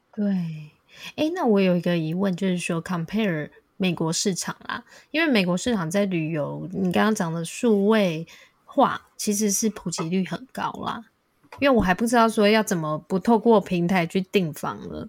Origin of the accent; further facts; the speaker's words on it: Taiwan; now in United States; 我说台湾，还很多人以为我是泰国人